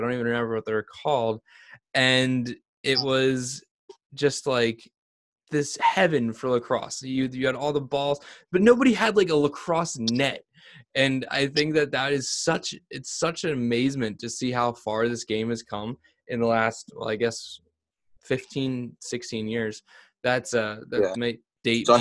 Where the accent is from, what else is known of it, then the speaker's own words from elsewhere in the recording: Vineland, New Jersey, United States; I grew up in Vineland, and this is a very, very rural